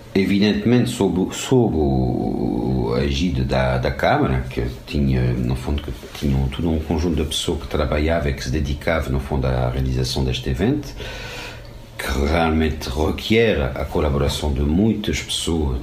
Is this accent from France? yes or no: yes; France; Portuguese is a second language; moved away as an adult; now in Portugal; Sou francês, cheguei pela primeira vez em 95 ao Portugal para um trabalho, vindo da França